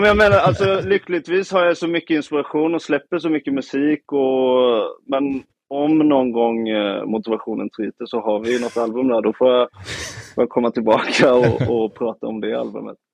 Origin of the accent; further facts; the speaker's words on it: Nybro, Kalmar County, Sweden; moved away; hela mitt liv här i Nybro som jag kommer ifrån, några mil från Öland